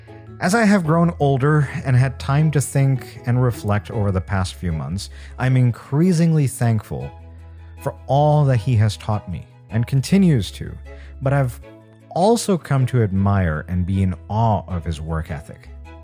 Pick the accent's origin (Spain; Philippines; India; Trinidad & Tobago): India; Growing up in India, you're forced to work hard and develop a good work ethic because there are a billion people, literally over a billion now, who are working harder to have the same life as you.